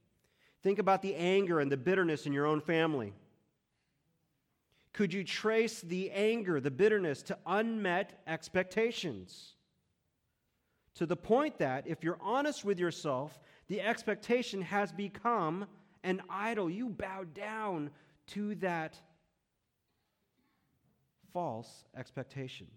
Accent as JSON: {"language": "English", "region": "Texas", "country": "United States", "tie": "born or raised there", "also_born_or_lived": "Chicago, Illinois, United States"}